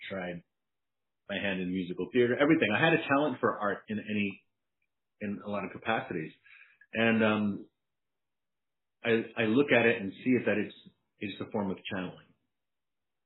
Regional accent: New York City, New York, United States; From the long way from the Bronx

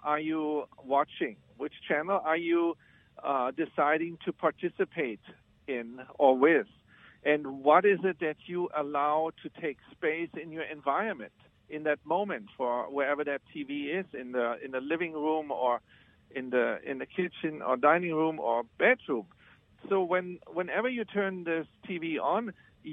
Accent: Germany; moved away as an adult; now in United States; I was born in Germany. When I came to the United States in the 90s

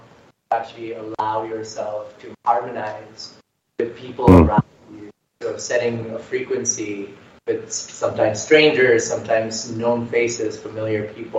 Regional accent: India; moved away; I'm from India.

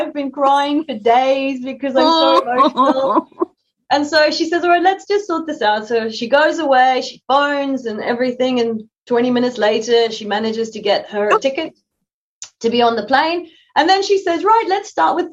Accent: South Africa; moved away as an adult; also born or lived in London, United Kingdom; now in Brisbane, Australia; being a South African Having a green passport

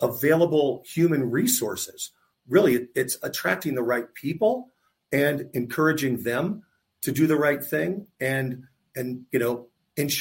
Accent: Tampa, Florida, United States; I grew up in Tampa, I went to college in Tampa

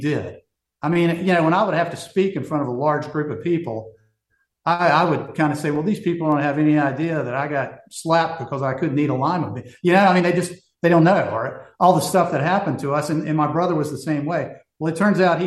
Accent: Greensboro, North Carolina, United States; I was raised in Greensboro, North Carolina

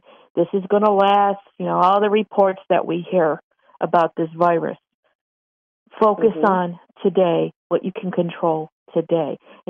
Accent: Buffalo, New York, United States; I'm not from a big city. Okay. I'm from Buffalo, New York.

